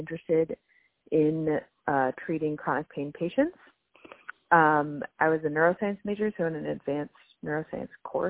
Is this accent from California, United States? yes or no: yes; Manhattan Beach, California, United States; moved away as an adult; also born or lived in Michigan; I'm from Manhattan Beach, California. It's in the LA area.